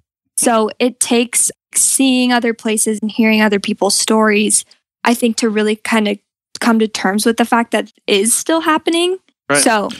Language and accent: English; Fort Collins, Colorado, United States; moved away as an adult; also born or lived in Savannah, Georgia; growing up in Fort Collins